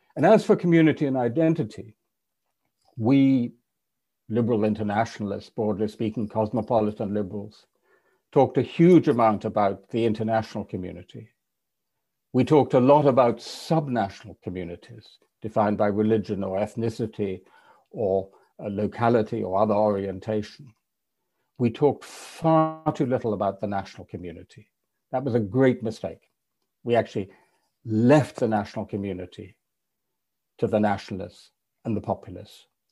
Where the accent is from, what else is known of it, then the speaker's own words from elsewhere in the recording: England, United Kingdom; an English European liberal